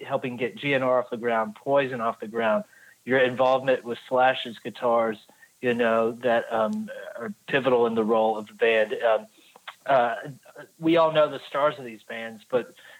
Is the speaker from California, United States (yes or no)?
no; Maryland, United States; now in Huntsville, United States; I'm actually from Maryland originally. I'm based in Alabama in Huntsville